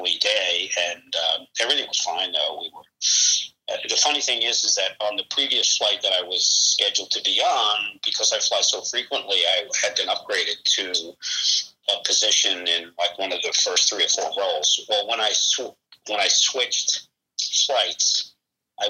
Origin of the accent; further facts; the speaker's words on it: New York, United States; having been born and raised in New York